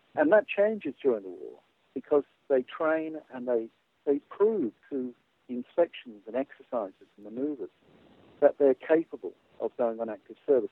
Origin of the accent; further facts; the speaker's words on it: Australia; I'm an Australian military historian